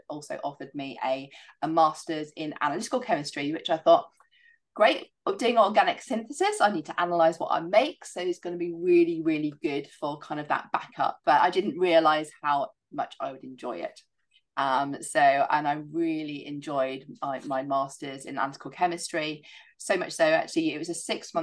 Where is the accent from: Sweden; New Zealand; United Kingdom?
United Kingdom; Isles of Scilly, South West England; moved away; I'd done a lot of horse riding growing up in the Isles of Scilly